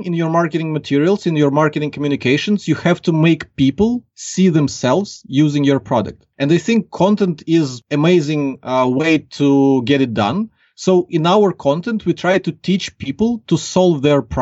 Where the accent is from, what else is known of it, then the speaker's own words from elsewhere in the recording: Ukraine; accent: Ukrainian; English is a second language; I'm from Ukraine. So like now we're talking and people can clearly get from my accent that I'm not a native English speaker.